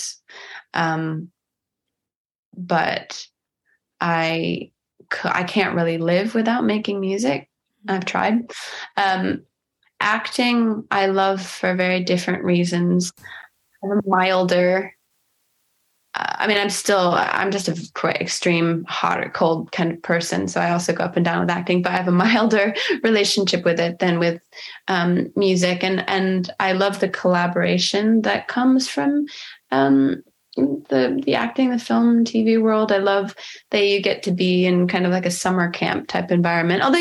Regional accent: United States

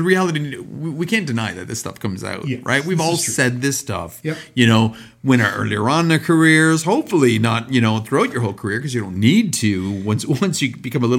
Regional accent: Canada; Because we are from Canada.

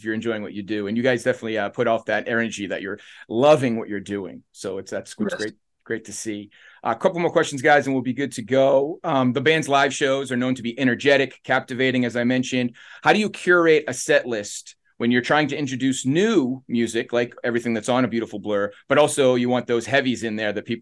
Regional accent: New England, United States; moved away; also born or lived in the South; I'm from New England originally

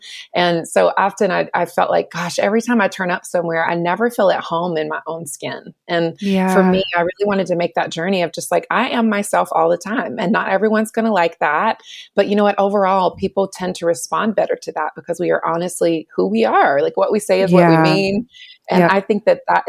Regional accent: North Carolina, United States; I was born and raised in North Carolina

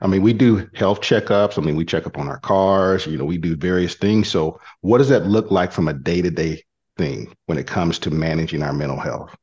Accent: Killeen, Texas, United States; I'm from Killeen

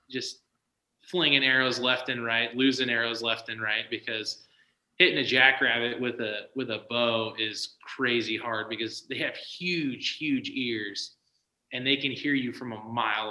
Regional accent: Southern California, United States; moved away as an adult; also born or lived in Arizona; now in Alaska, United States; I grew up in Southern California. That's where I grew up.

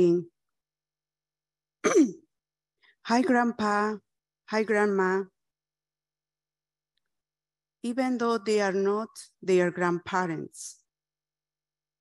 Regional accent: Bolivia; was born and raised in the Aymara indigenous community

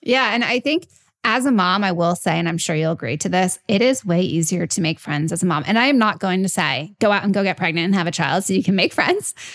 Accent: New York, United States; I'm a New Yorker, I'm Italian.

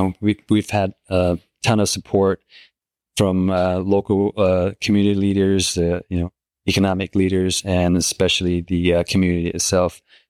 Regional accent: Michigan, United States; also born or lived in Utah; now in California, United States; I grew up in Michigan for a year, and then lived in Utah for 12, and that before I moved to California. So I know a little bit about the snow and the seasons.

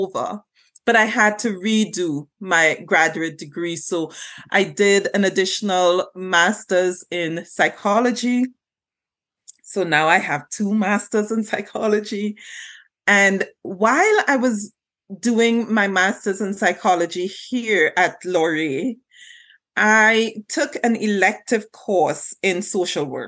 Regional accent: Trinidad & Tobago; moved away as an adult; also born or lived in Jamaica; now in Canada; I was born and raised in Trinidad and Tobago

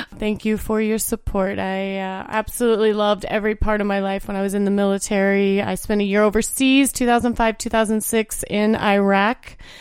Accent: Indiana, United States; born or raised there

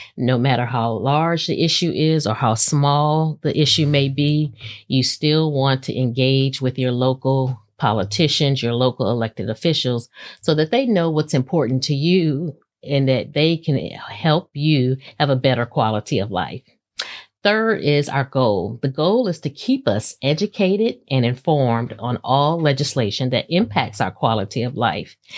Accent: Houston, Texas, United States; moved away as an adult; now in Maryland, United States; I was born and raised in Houston, Texas

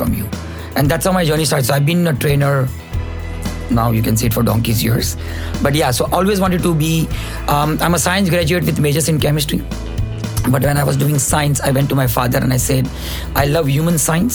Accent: Mumbai, Maharashtra, India; moved away as an adult; now in Dubai, United Arab Emirates; I come from Bombay, been in Dubai from 2005

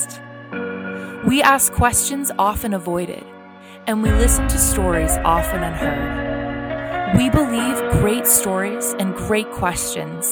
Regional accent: Pleasanton, California, United States; moved away as an adult; also born or lived in Los Angeles, California; now in Sioux Falls, United States; I grew up near in Northern California in a town called Pleasanton.

